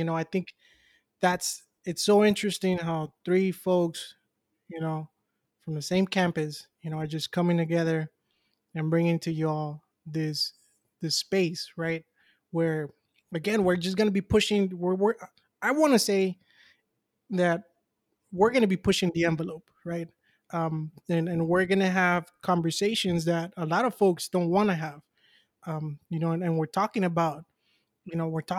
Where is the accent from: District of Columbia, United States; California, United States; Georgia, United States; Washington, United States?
California, United States; Los Angeles; I was born and raised in South Central, extremely proud of where I'm coming from too.